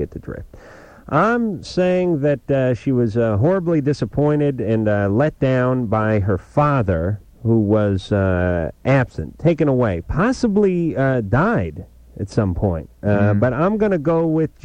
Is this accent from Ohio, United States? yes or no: no; Los Angeles, California, United States; I grew up in North Hollywood